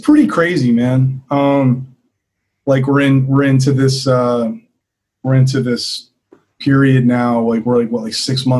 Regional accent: East Coast, United States; Well, so I grew up on the East Coast and I pretty much lived there for most of my life.

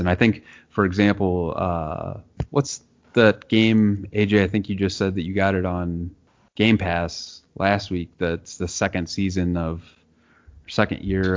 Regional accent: Nebraska, United States; I grew up in Nebraska in a town of 7,000

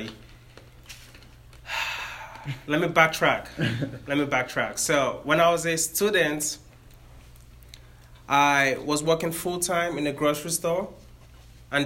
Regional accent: Nigeria; now in Sacramento, United States; I am from Nigeria. That's why I have my accent.

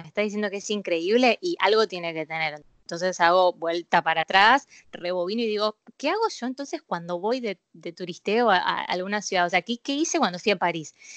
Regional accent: Buenos Aires, Argentina; soy porteño

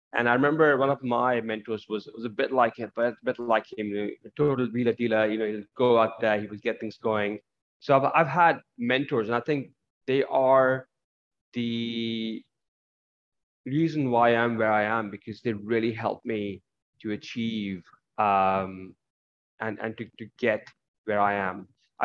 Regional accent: India; also born or lived in Middle East; I was brought up in the Middle East and some parts of it in India.

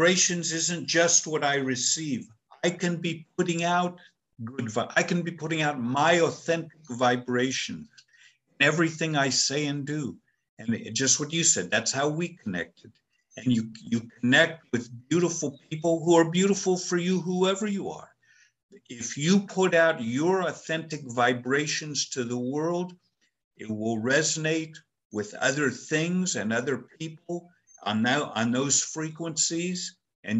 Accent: United States; I'm an American

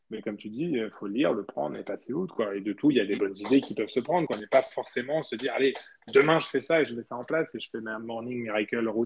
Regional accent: Spain; moved away; moi j'ai grandi en Espagne

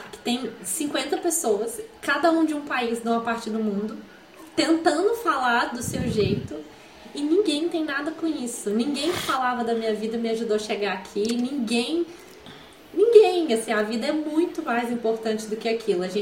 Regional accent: Brazil; eu dei como brasileira fora daqui.

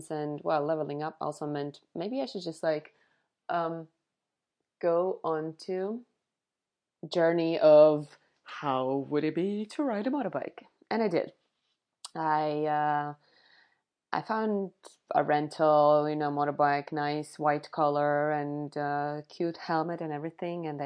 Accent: Vidzeme, Latvia; my favorite ones are now Ligatne and Cesis, which are really close to my hometown.

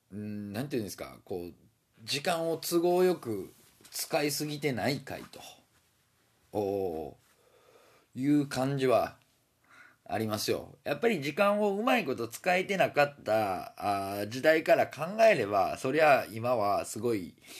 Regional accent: Osaka, Japan; accent: Osaka dialect; moved away as an adult; now in Fukuoka, Japan; 35年間大阪生まれ大阪育ちで育ってきたんでね大阪弁なんて抜けないですよ

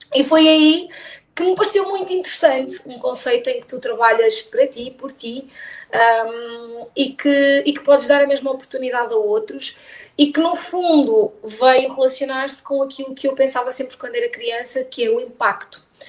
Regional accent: Póvoa de Varzim, Porto District, Portugal; also born or lived in Braga; Eu sou da Póvoa, ou melhor, eu nasci em Braga, mas eu vivo desde os dois anos na Póvoa de Varzim.

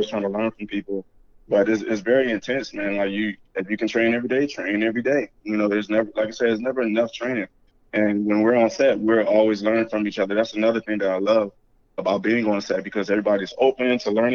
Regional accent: Detroit, Michigan, United States; now in Orlando, United States; I'm from Detroit, Michigan, currently residing in Orlando, Florida.

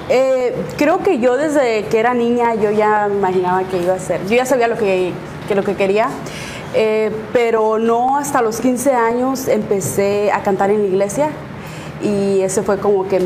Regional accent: Sonora, Mexico; y más que yo soy de Sonora, entonces allá pura banda y puros corridos, sí.

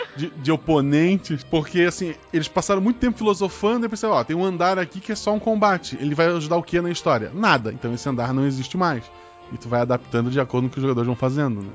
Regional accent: Florianópolis, Santa Catarina, Brazil; eu morava no morro em Florianópolis

